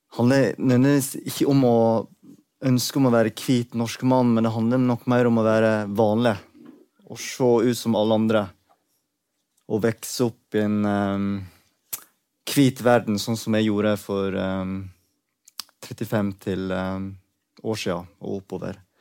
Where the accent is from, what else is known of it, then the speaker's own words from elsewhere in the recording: Sogn og Fjordane, Vestland, Norway; accent: Sogn dialect; also born or lived in South Korea; Jeg vokste opp i Sogn og Fjordane, men jeg er opprinnelig fra Sør-Korea.